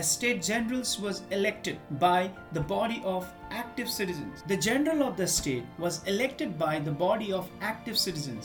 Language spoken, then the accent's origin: English; India; I am an Indian